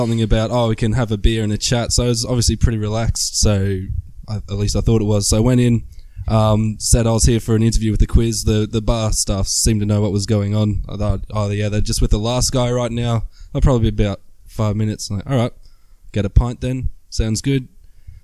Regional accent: Australia; moved away; I'm Australian

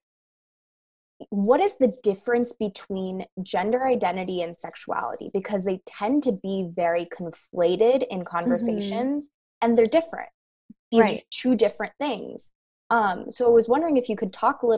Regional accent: Bay Area, California, United States; Sapna and I grew up in the Bay Area

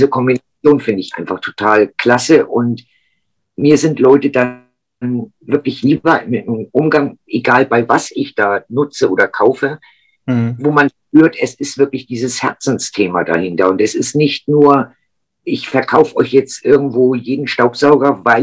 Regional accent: Lübeck, Schleswig-Holstein, Germany; Und ich komme aus Lübeck, sorry.

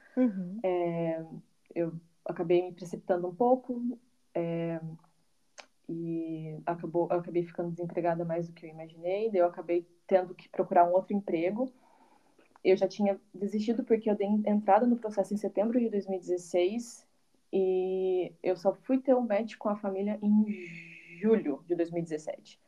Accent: Carlópolis, Paraná, Brazil; moved away as an adult; also born or lived in Londrina, Brazil / United States; now in Netherlands; eu sou natural do, do estado do Paraná, numa cidadezinha do interior chamada Carlópolis, mas com 17 anos eu me mudei para Londrina

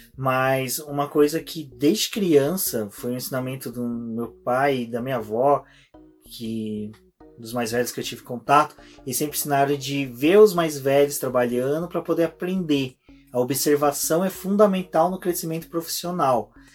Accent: Brazil; a gente é brasileiro, latino

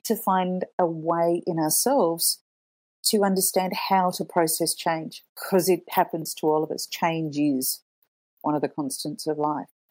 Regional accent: Australia; moved away as an adult; also born or lived in Canada / Italy; growing up in Australia

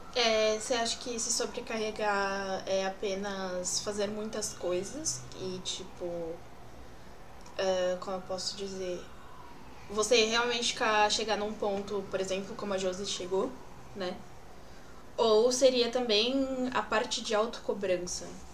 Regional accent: São Paulo, Brazil; Eu sou de São Paulo.

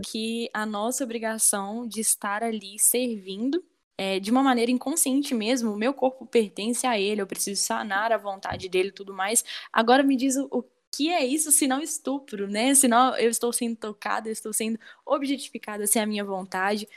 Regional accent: Brazil; enquanto brasileira

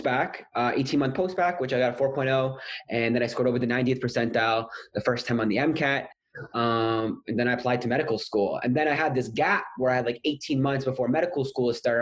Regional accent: Canada; moved away as an adult; now in Sydney, Australia; am from Canada

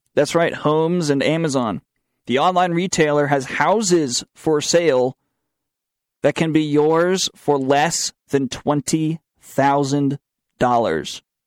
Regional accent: the South, United States; accent: southern; My southern accent came out there.

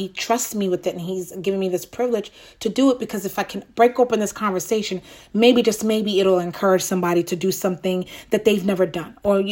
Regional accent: New York, United States; moved away; That's my home. That's my, my hometown, born and raised there

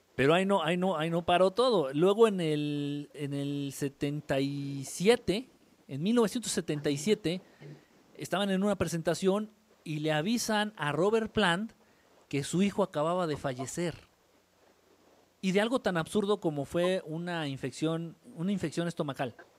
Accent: Mexico City, Mexico; moved away; soy chilango de nacimiento, pero norteño de adopción

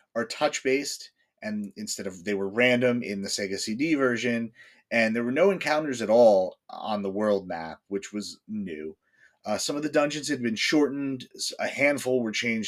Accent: northwest New Jersey, United States; I grew up in the middle of the woods on, you know, the rolling hills out in the northwest part of the state

